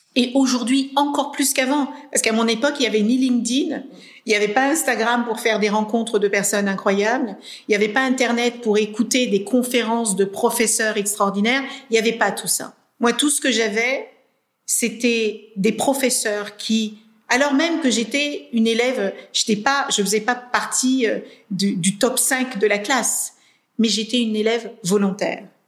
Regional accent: Cape Verde; Moi, je suis née au Cap Vert dans les années 72.

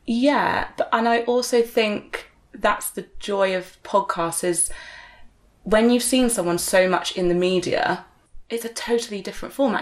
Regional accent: Exeter, South West England, United Kingdom; where I'm from, growing up

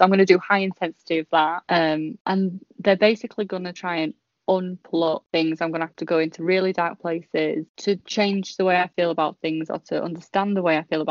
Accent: Portsmouth, South East England, United Kingdom; now in Yorkshire, United Kingdom; I moved from Portsmouth to Yorkshire and I still have the best friends I had when I was, you know, there.

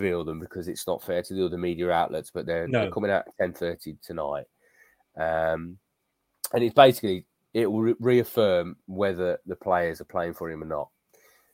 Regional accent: West Midlands, United Kingdom; I'm from the West Midlands

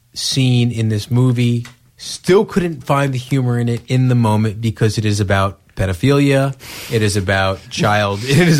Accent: New York, United States; I'm from the area, so I know, sure. How cheesy that area is.

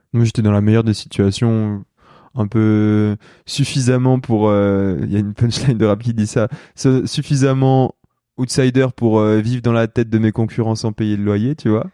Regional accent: Lyon, Auvergne-Rhône-Alpes, France; moved away as an adult; also born or lived in Saint-Étienne / Paris; now in Combloux, France; moi je suis lyonnais de naissance, enfin j'ai grandi entre Lyon et Saint-Étienne globalement parce que toute ma famille est de saint mais je suis né à Lyon

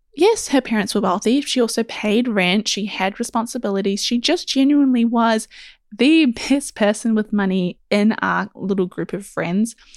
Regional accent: New Zealand; because I am also from New Zealand and it is a tiny little country

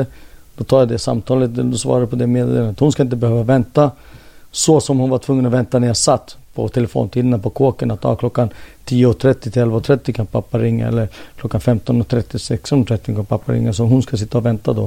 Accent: Jordbro, Stockholm County, Sweden; moved away as an adult; now in Helsinki, Finland; jag är född och uppvuxen här

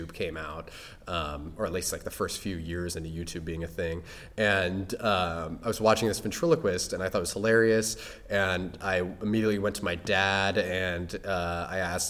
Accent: Indianapolis, Indiana, United States; now in Los Angeles, United States; I grew up in Indiana, and I went to North Central High School

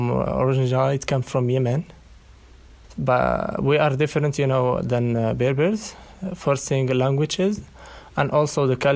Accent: Morocco; born or raised there; accent: Bedouin Arabic; first language Arabic; English is a second language

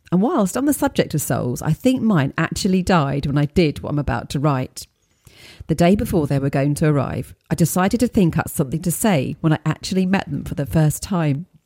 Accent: Midlands, United Kingdom; I grew up in the Midlands of the UK in the late 1970s, 1980s.

